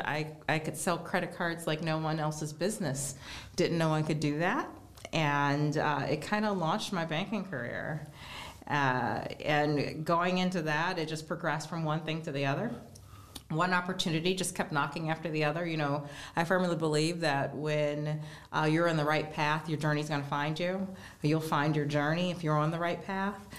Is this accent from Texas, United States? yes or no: no; Geauga County, Northeast Ohio, United States; I grew up in Geauga County